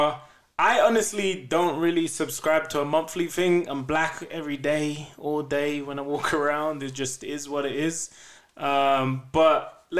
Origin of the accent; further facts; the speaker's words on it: England, United Kingdom; accent: English; now in Denver, United States; I'm black and I'm English, so I've got an accent